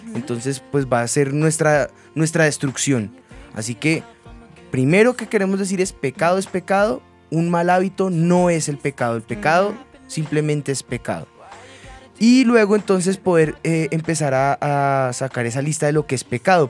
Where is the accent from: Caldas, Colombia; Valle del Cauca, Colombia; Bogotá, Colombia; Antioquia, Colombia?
Bogotá, Colombia; nuestra esencia como bogotanos, como rolos, eh, oriundos acá de de Bogotá, en la capital en Colombia